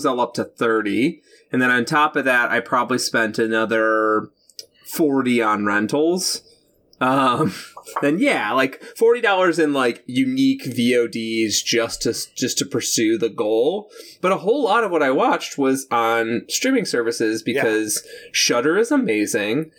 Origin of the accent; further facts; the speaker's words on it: United States; as an American in 2020